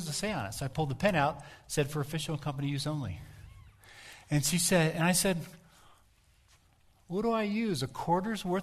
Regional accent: Colorado, United States; where are you from? I'd say, Colorado.

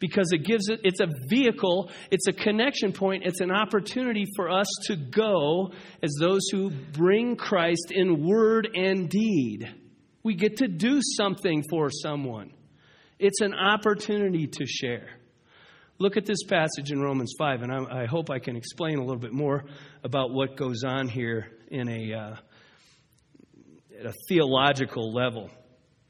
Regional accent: United States; I'm going to ask you this as an American.

